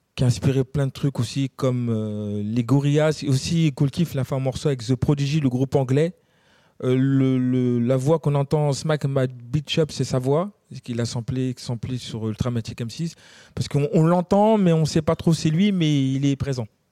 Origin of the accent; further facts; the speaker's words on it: Gennevilliers, Île-de-France, France; on vient de Gennevilliers